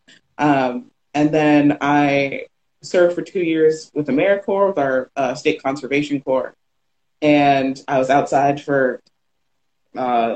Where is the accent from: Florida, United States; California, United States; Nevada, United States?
Florida, United States; Sarasota; also born or lived in Miami; So I'm a Florida native. First, I was born in Miami, raised in Sarasota.